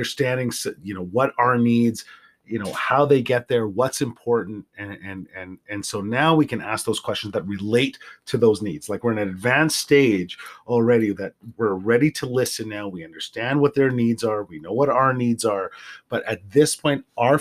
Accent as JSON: {"language": "English", "region": "Central Alberta", "country": "Canada", "tie": "born or raised there", "said": "I grew up in Central Alberta in the 80s and early 90s"}